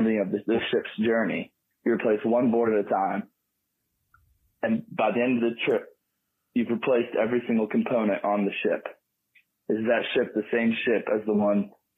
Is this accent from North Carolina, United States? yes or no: yes; Asheville, North Carolina, United States; I grew up here in Asheville, North Carolina